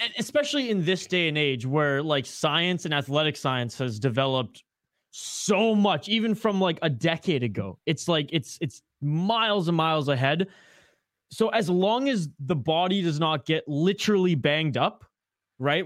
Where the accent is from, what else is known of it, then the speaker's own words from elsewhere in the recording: Canada; accent: Canadian; now in Minnesota, United States; my Canadian accent